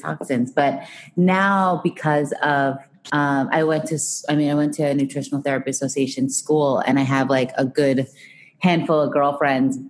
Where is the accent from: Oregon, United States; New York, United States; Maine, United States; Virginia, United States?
New York, United States; Long Island; I grew up in New York, Long Island